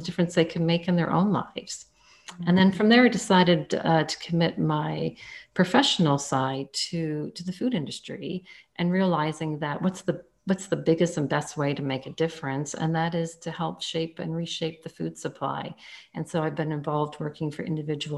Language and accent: English; Canada; I'm Canadian, so I took that at one of the top universities in Canada, the University of Guelph